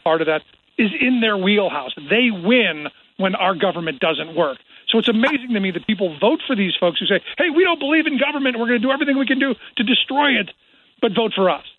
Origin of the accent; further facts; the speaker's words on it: Cleveland, Ohio, United States; I grew up in Cleveland, which was basically the home of both of those things